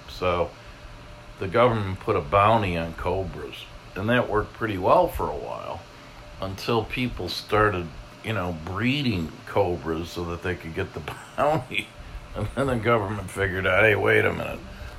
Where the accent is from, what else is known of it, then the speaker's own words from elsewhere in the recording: Ireland; But then again, as an Irishman, you know, not unfamiliar with the iron grip of alcohol on the psyche, I shouldn't be so surprised.